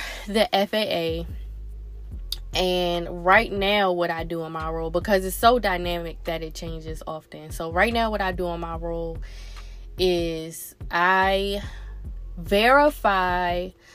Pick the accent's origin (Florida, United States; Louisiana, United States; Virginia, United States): Virginia, United States; Newport News; moved away as an adult; also born or lived in Baltimore, Maryland / Raleigh, North Carolina; now in Prince George's County, Maryland, United States; And then I moved to Newport News, Virginia